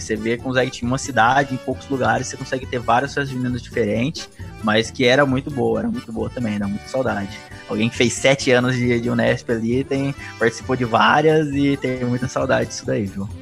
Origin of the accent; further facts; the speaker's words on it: Mococa, São Paulo, Brazil; eu sou de Mococa, já aí já é mais interior interiorzão